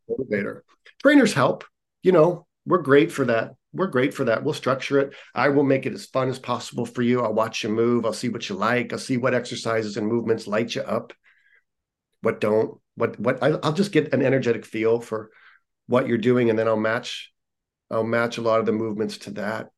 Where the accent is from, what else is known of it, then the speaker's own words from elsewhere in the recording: Youngstown, Ohio, United States; moved away as an adult; also born or lived in Columbus, Ohio; now in California, United States; Youngstown, near Cleveland.